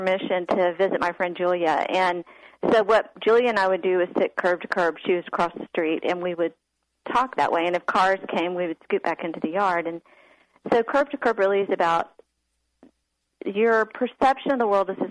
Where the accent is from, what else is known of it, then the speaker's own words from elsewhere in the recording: Austin, Texas, United States; I grew up in Austin, was a sleepy town back then, and I had a safe little neighborhood